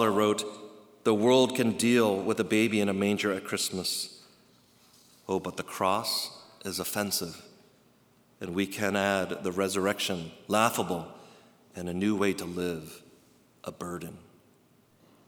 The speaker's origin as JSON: {"language": "English", "region": "East Coast", "country": "United States", "tie": "born or raised there", "said": "I grew up on the East Coast, going to the Carolinas"}